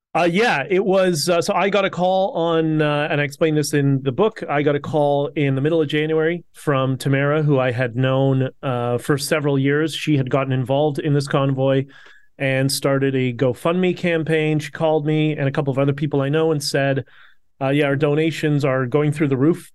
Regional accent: Toronto, Ontario, Canada; I grew up in Toronto

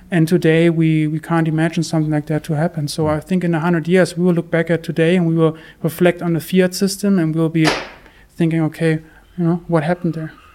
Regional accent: Germany; also born or lived in Bath; I'm from, from Germany.

